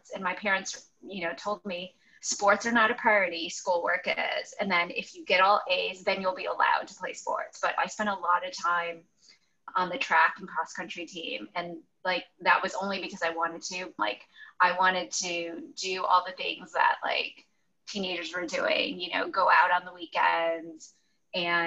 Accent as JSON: {"language": "English", "town": "Chicago", "region": "Illinois", "country": "United States", "tie": "born or raised there", "also_born_or_lived": "Evanston, Illinois", "said": "until I was 18 and left for college, I grew up in the Chicago burbs"}